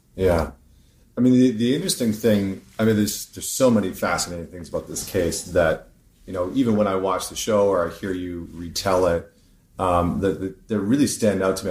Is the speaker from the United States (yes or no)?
no; Canada; I'm Canadian